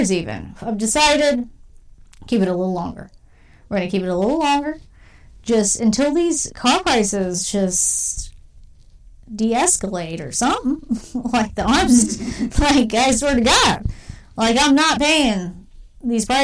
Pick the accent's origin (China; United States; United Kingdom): United Kingdom; You have to understand we're from Britain. We don't